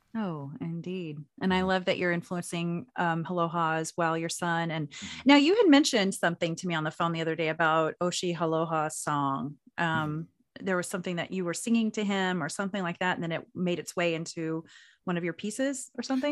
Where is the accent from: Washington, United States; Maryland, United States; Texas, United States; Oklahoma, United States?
Oklahoma, United States; Anadarko; I'm from Anadarko